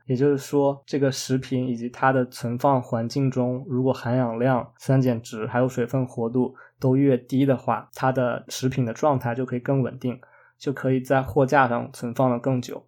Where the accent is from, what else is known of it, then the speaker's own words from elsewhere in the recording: China; moved away; 我们中国人